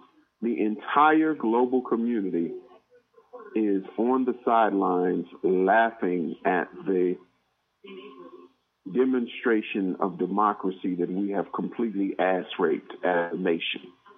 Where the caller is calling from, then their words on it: Georgia, United States; All right, this is … from Georgia.